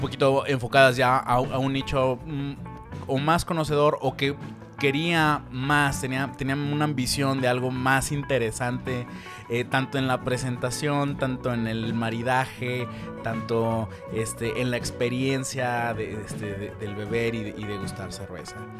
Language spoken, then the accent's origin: Spanish; Mexico; somos mexicanos